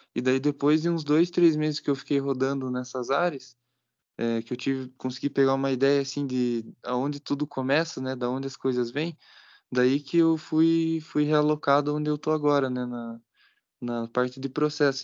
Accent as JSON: {"language": "Portuguese", "town": "Campo Largo", "region": "Paraná", "country": "Brazil", "moved": "as an adult", "lives_now": "Ponta Grossa, Brazil", "said": "sou de Campo Largo, que é aqui mesmo no Paraná, né, pertinho"}